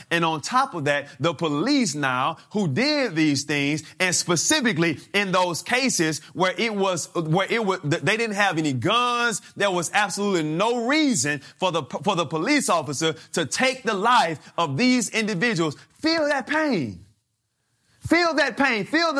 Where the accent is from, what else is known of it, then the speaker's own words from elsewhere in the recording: Mobile, Alabama, United States; I grew up in Mobile, Alabama, down south, and my grandparents had 14 children.